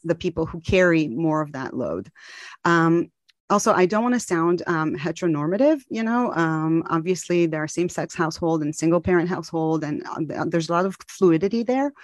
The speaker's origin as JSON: {"language": "English", "town": "Tel Aviv", "region": "Tel Aviv District", "country": "Israel", "also_born_or_lived": "Maryland, United States / California, United States", "moved": "yes", "said": "I'm from Tel Aviv, Israel, but I lived in the U S for many years, in Maryland and in California"}